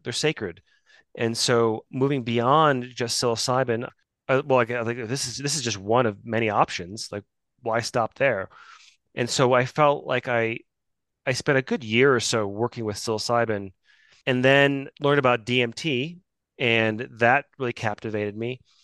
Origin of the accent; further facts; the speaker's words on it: Midwest, United States; I grew up in the Midwest